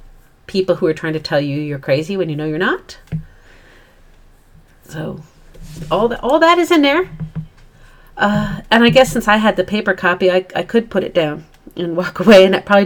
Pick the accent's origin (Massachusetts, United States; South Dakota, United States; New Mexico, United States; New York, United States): South Dakota, United States; We both grew up in fairly ruralish or free areas at a time point when children ran free, right? Yeah. I certainly was, because I'm from South Dakota